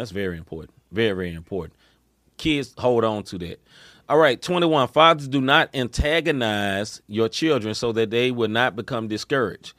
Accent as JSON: {"language": "English", "town": "Memphis", "region": "Tennessee", "country": "United States", "tie": "born or raised there", "moved": "as an adult", "lives_now": "St. Louis, United States", "said": "I grew up in Memphis, Tennessee. I moved to St. Louis 10 or 12 years ago."}